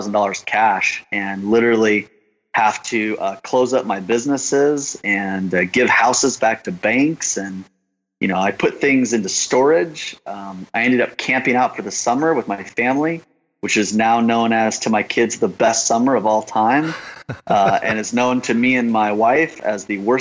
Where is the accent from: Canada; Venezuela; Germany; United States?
United States; Killeen, Texas; I was born in Killeen, Texas